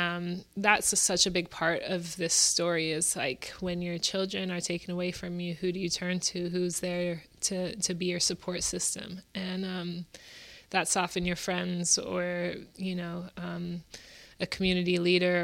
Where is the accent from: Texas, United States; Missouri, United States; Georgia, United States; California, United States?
California, United States; the Bay Area; Growing up in the Bay